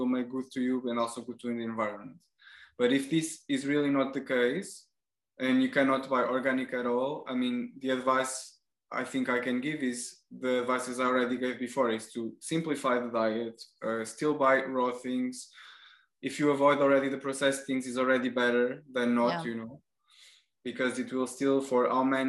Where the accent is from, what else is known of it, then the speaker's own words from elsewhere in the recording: Portugal; now in France; where I come from Portugal